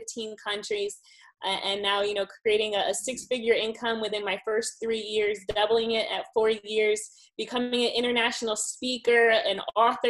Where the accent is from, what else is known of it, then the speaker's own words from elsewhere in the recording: Miami, Florida, United States; moved away as an adult; I am originally from Miami, Florida